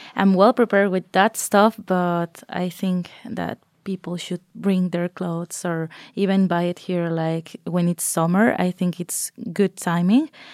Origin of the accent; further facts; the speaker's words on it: Mexico; moved away as an adult; now in Norway; I'm from Mexico